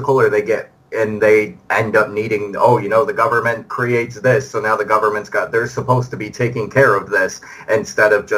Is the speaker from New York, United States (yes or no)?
yes; New York, United States; as a New Yorker